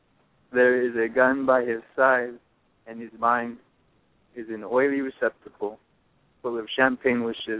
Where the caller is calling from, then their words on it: San Luis Obispo, California, United States; I'm calling from San Luis Obispo on the central coast of California.